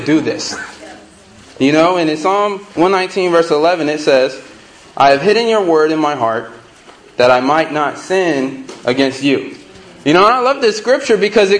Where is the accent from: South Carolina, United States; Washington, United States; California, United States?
California, United States; Pasadena; also born or lived in Long Beach; I'm from Pasadena, and moved back here after I graduated